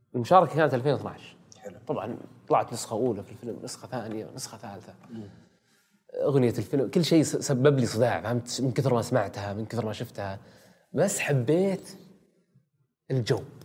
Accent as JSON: {"language": "Arabic", "country": "Saudi Arabia", "said": "إحنا سعوديين"}